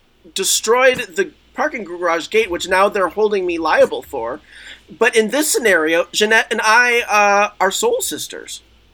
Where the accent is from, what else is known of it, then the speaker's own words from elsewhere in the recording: Israel; I grew up in Israel. And I was in the Israeli military and they called me ….